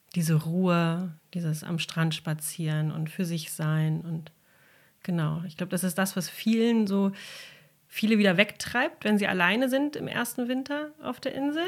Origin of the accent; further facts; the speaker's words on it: Berlin, Germany; moved away as an adult; also born or lived in Brandenburg / Sylt; now in Hörnum, Germany; ich bin gebürtige Berlinerin